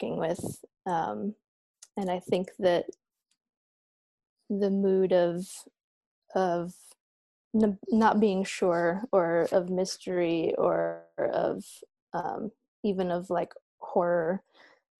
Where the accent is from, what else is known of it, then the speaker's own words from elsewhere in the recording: Iowa, United States; I grew up in Iowa